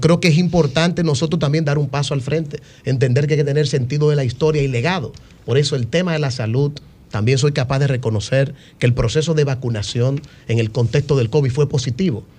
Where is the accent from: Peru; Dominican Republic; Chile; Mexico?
Dominican Republic; como joven y como dominicano